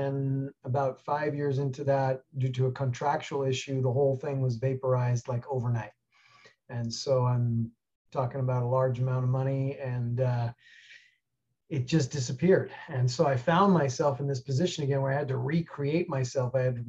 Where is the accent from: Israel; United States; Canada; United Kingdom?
United States; New York City, New York; moved away; I grew up in New York City and got out of there about 1984 to head west to the ski hills